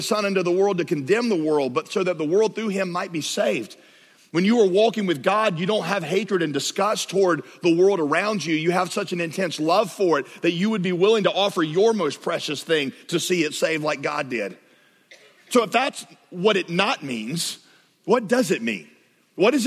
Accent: the South, United States; I grew up in the South.

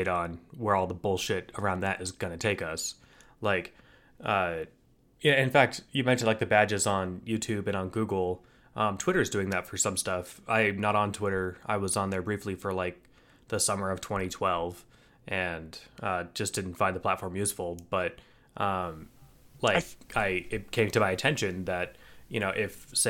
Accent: United States; as an American

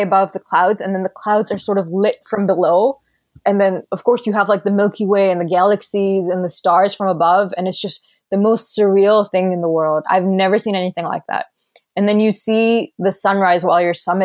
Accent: Qatar; moved away as an adult; also born or lived in Doha, Qatar; now in Vancouver, Canada; So I was born in Qatar and I grew up in Qatar

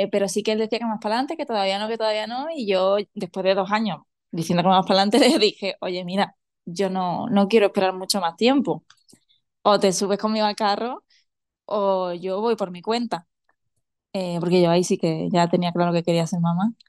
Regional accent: Seville, Andalusia, Spain; moved away as an adult; also born or lived in Madrid; now in Albufeira, Portugal

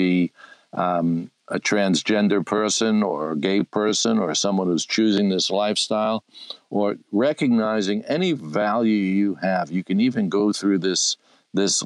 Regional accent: New York City, New York, United States; Brooklyn, New York. That, by the way, is my hometown.

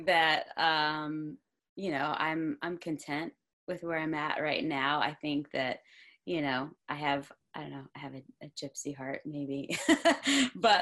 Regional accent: Florida, United States; now in New Jersey, United States; I am from Florida

